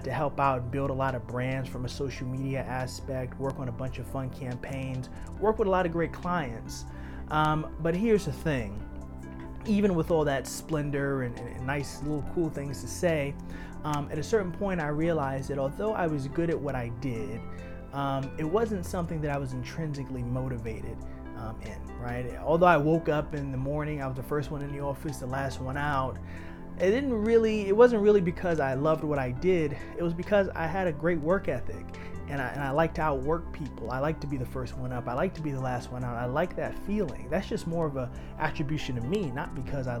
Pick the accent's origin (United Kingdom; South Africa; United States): United States; New York City, New York; Growing up in Harlem